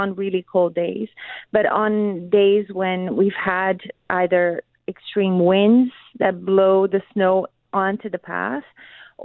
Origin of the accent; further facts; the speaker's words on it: Brazil; now in Winnipeg, Canada; I'm actually from Brazil